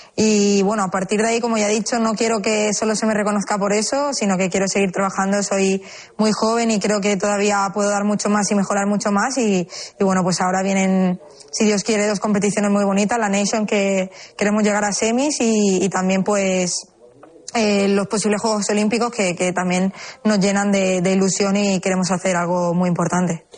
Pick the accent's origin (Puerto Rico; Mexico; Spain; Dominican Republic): Spain; Seville, Andalusia; soy sevillana